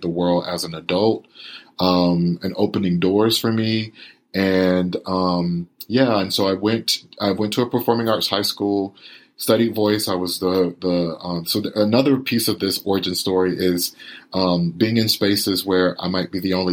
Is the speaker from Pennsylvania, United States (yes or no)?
no; Winter Haven, Florida, United States; I was born and raised in Winter Haven, Florida, which is right between Orlando and Tampa, in a rural county called Polk County